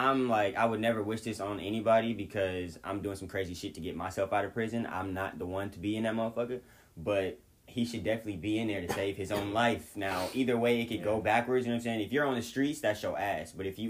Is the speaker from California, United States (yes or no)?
yes; Long Beach, California, United States; I'm from Orange County.